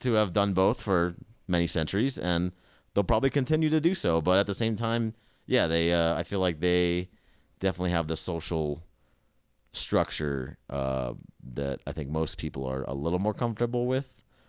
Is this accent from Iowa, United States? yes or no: no; California, United States; Like I come from California, and no one watches.